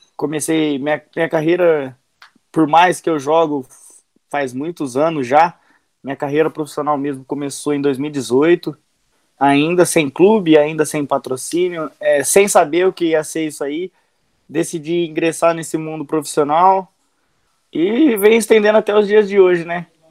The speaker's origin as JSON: {"language": "Portuguese", "town": "Araraquara", "region": "São Paulo", "country": "Brazil", "tie": "born or raised there", "said": "eu sou de Araraquara, interior de São Paulo"}